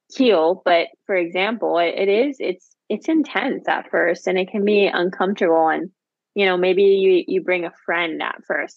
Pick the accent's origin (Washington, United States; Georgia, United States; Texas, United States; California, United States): California, United States; Santa Barbara; moved away; I was born in Santa Barbara